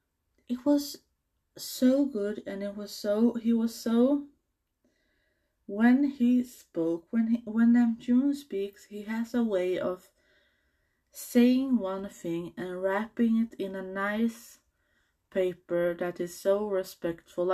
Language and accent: English; Sweden; I'm from Sweden